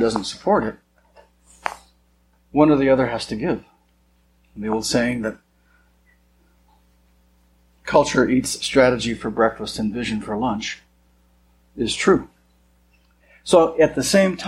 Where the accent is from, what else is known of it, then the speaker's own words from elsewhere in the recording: Montana, United States; I was born and raised in Montana